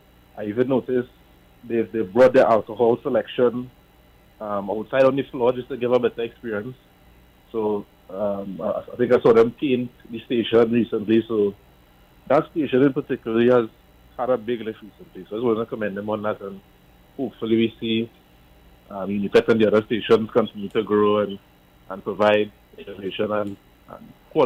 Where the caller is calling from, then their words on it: La Horquetta, Trinidad & Tobago; I'm calling from La Hoqueta.